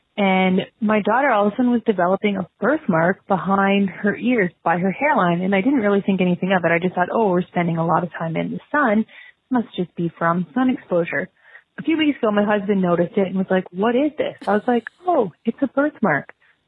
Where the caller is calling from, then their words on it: Ontario, Canada; I'm calling from Ontario, Canada.